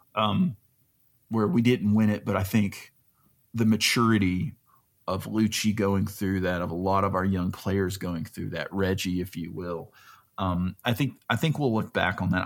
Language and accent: English; Alabama, United States; I'm from Alabama